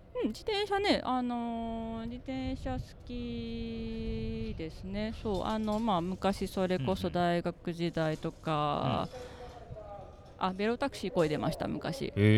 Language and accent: Japanese; Uji, Kyoto, Japan; moved away as an adult; also born or lived in Offenbach am Main, Germany; now in Germany; 京都の宇治市です。